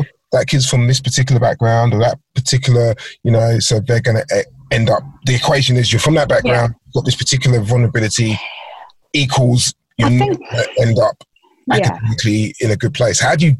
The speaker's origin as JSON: {"language": "English", "region": "London", "country": "United Kingdom", "tie": "born or raised there", "said": "so I grew up in Southeast London as well"}